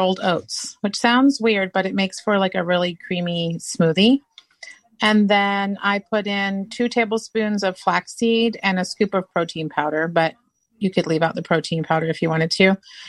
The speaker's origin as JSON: {"language": "English", "town": "Ipswich", "region": "East of England", "country": "United Kingdom", "tie": "born or raised there", "lives_now": "United States", "said": "So growing up in England, so I would have waited till you got to you because I wasn't born in the state. I was born in the United Kingdom."}